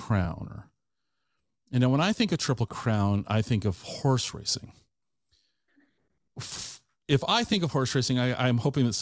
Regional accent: Tacoma, Washington, United States; I grew up in the Tacoma area

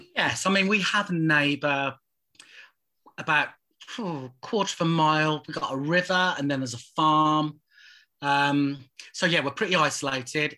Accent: Birmingham, West Midlands, United Kingdom; I did grow up in a musical household. I was born in Birmingham

